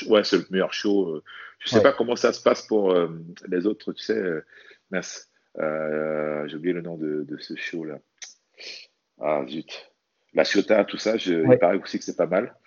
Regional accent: French Guiana; moved away; also born or lived in Metropolitan France; je suis originaire de la Guyane

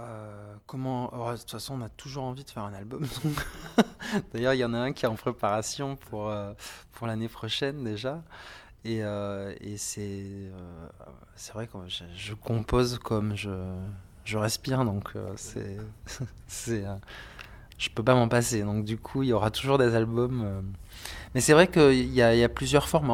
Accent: Montpellier, Occitania, France; À Montpellier.

